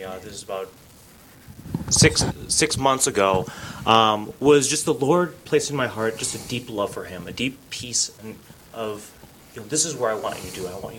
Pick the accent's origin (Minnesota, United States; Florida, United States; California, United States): Minnesota, United States; Anoka; I grew up in Anoka, the Halloween capital of the world.